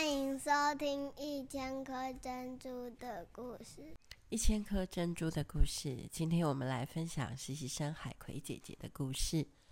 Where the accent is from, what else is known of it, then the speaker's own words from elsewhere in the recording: a small fishing village in Kaohsiung, Taiwan; 我的家乡是在高雄的一个小渔村，我在那里成长到十八岁